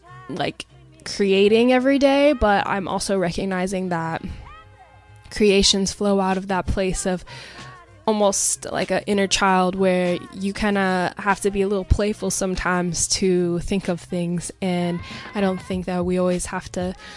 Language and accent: English; Pacific Northwest, United States; I grew up in the Pacific Northwest